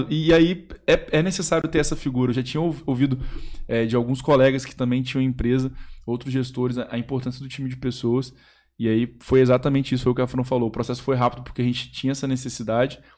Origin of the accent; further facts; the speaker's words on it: Espírito Santo, Brazil; Pedro é capixaba, eu sou capixaba também.